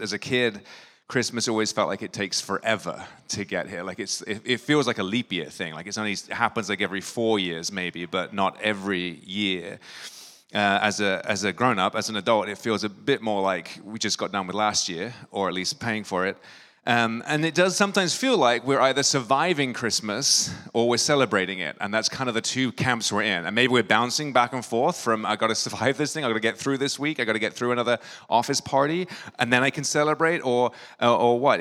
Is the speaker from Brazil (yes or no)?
no; England, United Kingdom; now in New York, United States; When I grew up in England, holidays look a little bit different.